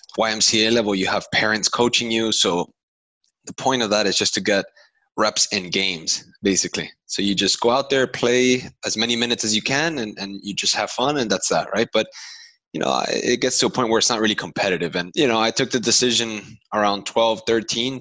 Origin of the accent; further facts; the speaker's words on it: Doral, Florida, United States; I grew up in Doral, which is a new neighborhood in Miami, on the west side of Miami